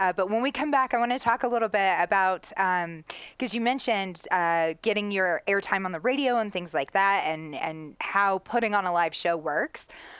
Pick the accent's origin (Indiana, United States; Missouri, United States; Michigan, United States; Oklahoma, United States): Indiana, United States; Because growing up in Southern Indiana, you rely real heavily on your sports teams a lot of football times.